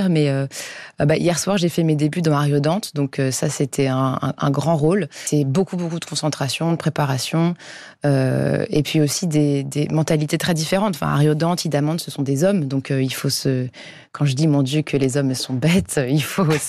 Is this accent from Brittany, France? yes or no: no; Paris, Île-de-France, France; je suis parisienne